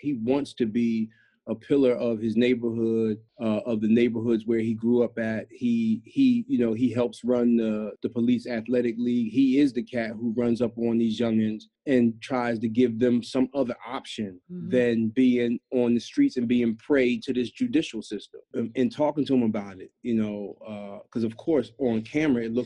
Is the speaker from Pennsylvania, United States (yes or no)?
yes; Philadelphia, Pennsylvania, United States; I'm from North Philly, specifically the Badlands.